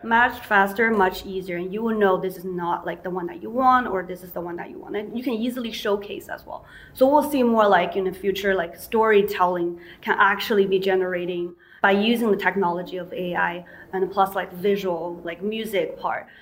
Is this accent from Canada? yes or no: no; China; moved away; I grew up in China